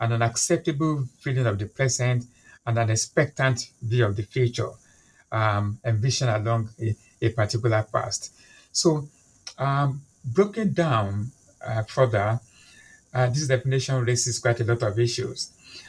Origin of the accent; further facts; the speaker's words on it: Nigeria; now in London, United Kingdom; I'm a Nigerian by birth. I'm Yoruba by ethnicity